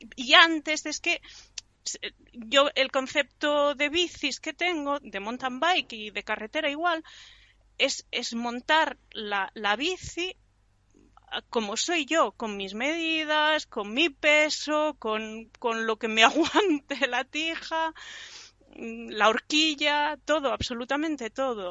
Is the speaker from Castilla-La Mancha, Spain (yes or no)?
no; Mataró, Catalonia, Spain; De Barcelona, bueno, de Mataró ah, del Maresme.